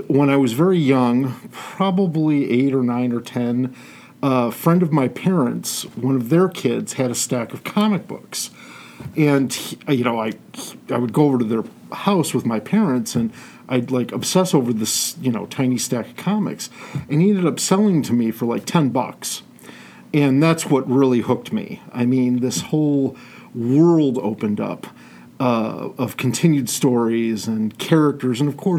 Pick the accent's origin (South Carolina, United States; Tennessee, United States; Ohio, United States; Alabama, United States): Ohio, United States; Toledo; Toledo? Yeah, okay. Born and bred.